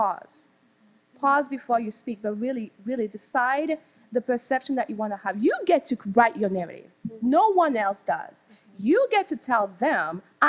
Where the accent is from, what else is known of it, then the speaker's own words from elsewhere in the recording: Benin; moved away; I'm from Benin, West Africa